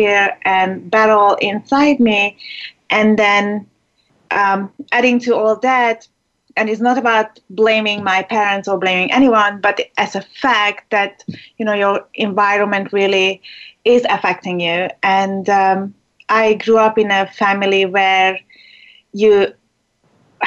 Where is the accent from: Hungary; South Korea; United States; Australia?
Hungary; English is a second language; moved away; I was born in Hungary, and that's where I lived for like half of my life